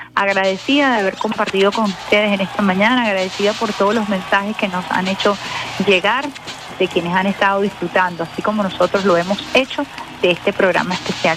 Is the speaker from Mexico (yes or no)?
no; Venezuela; nos define como venezolanos